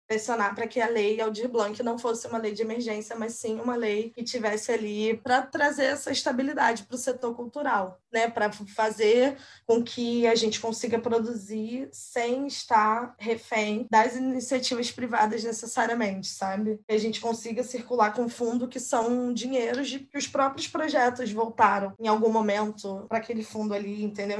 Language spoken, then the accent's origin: Portuguese; Rio de Janeiro, Brazil; que é da Zona Oeste, eu sou aqui de Guaratiba